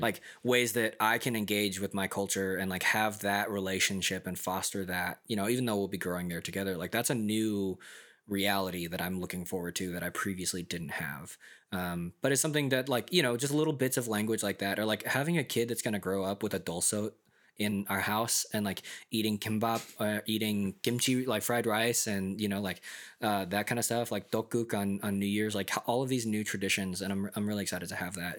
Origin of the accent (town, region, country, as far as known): United States; first language English; also born or lived in South Korea